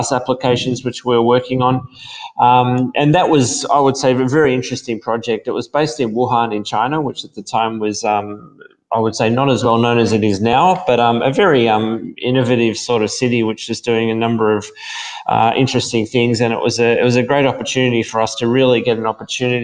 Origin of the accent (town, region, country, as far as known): Australia; accent: Australian